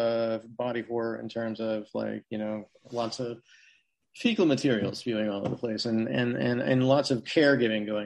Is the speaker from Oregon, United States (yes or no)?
yes; Portland, Oregon, United States; I grew up in Portland. Left for college, came back.